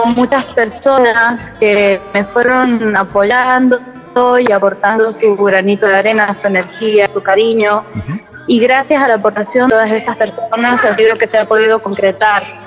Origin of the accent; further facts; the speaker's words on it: San Juan, Argentina; now in Spain; Yo soy de la provincia de San Juan, de Argentina